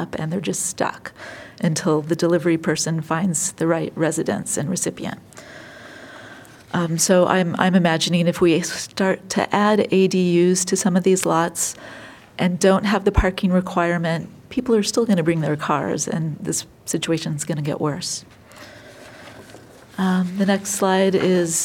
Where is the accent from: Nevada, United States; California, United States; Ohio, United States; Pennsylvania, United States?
California, United States; moved away as an adult; now in Iowa City, United States; I'm from California